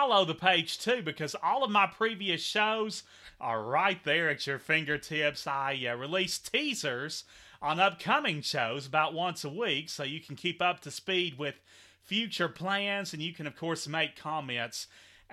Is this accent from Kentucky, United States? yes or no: yes; Henderson, Kentucky, United States; my hometown of Henderson